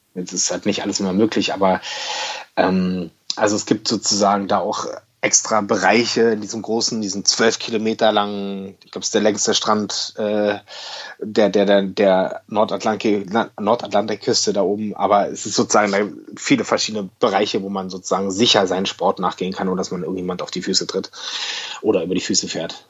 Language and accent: German; Berlin, Germany; Für mich als Berliner